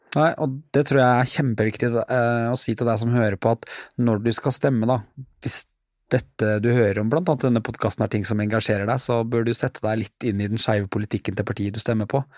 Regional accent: Norway; jeg som nordmann

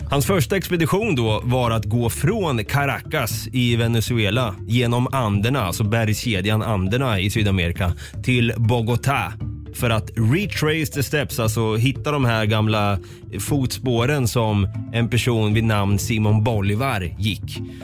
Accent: Östergötland, Sweden; accent: östgötska; har min östgötska blivit värre förresten? Eller bättre?

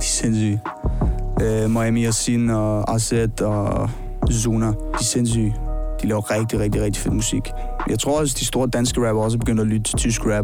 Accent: Roskilde, Zealand, Denmark; jeg er fra Roskilde her på Sjælland

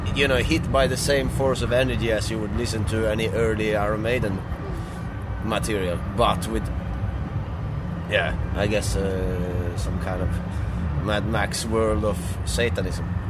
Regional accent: Gothenburg, Västra Götaland, Sweden; I'm from the Gothenburg area

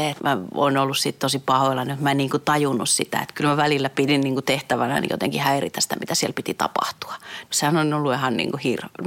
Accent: Lappeenranta, South Karelia, Finland; born there; mä oon kuitenkin syntynyt Lappeenrannassa, mutta mun vanhemmat on tosiaan muuttanut sinne just ennen kuin mä synnyin.

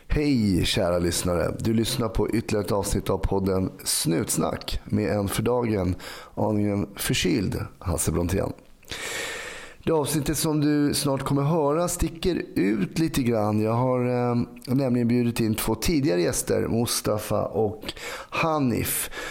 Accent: Sweden; jag växt, växte upp i Sverige

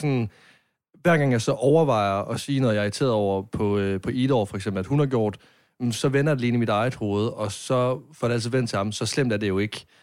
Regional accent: Varde, Southern Denmark, Denmark; Jeg er fra Varde

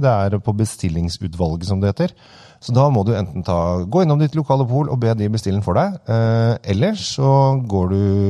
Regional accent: Norway; oss her hjemme i Norge

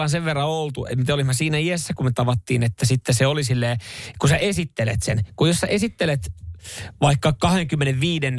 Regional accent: Ostrobothnia, Finland; On, on se meillä Pohjanmaalla.

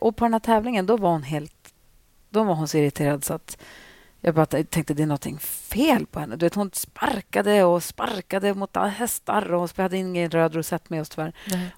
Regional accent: Luleå, Norrbotten County, Sweden; i Luleå som där jag växte upp

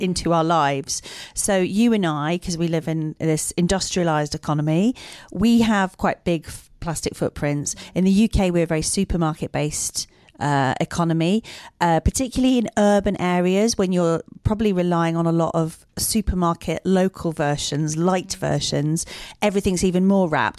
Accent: Dublin, Leinster, Ireland; I grew up in South County, Dublin

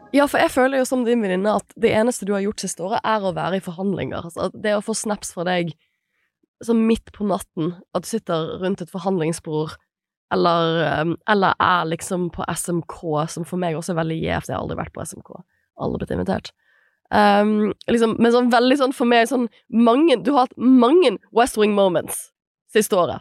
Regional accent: Bergen, Vestland, Norway; som bergenser

